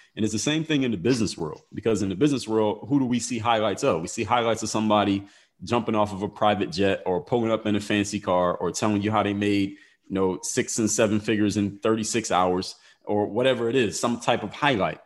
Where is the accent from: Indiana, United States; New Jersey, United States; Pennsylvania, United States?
Pennsylvania, United States; Philadelphia; I'm from Philadelphia